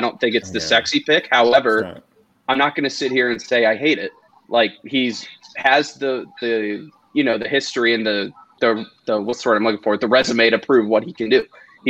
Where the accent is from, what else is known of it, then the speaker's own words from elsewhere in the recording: 20 minutes outside of DC, Maryland, United States; I'm from Maryland. I'm literally grew up 20 minutes outside of DC.